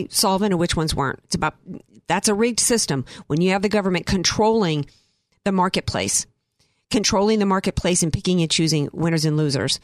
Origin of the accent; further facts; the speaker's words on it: the South, United States; now in La Jolla, United States; I'm from the South